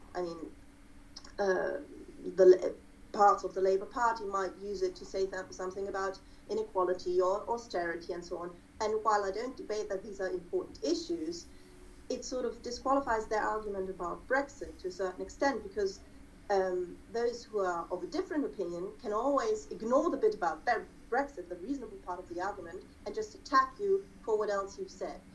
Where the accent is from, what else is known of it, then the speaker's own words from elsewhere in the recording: Germany; me being German and having a let's say conspicuously German last name